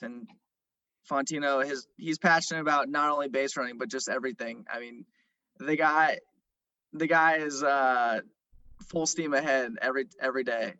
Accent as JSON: {"language": "English", "town": "San Jose", "region": "California", "country": "United States", "also_born_or_lived": "Santa Barbara / Los Angeles", "moved": "yes", "said": "I'm from San Jose originally"}